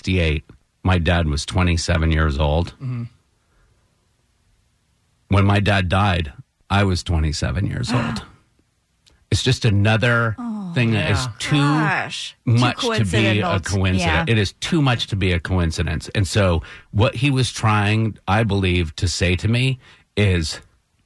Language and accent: English; Brattleboro, Vermont, United States; the Brattleboro, my hometown historical society